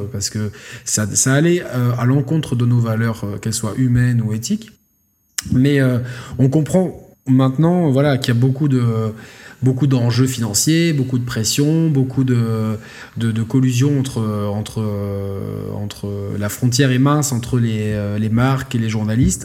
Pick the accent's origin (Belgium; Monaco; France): Monaco; je suis né à Monaco, je suis pour l'AS Monaco, ça symbolise quelque chose pour moi